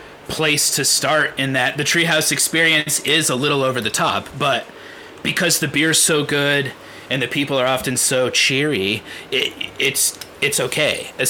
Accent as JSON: {"language": "English", "region": "New England", "country": "United States", "said": "we're from New England, where we actually have four seasons, unlike the rest of y'all"}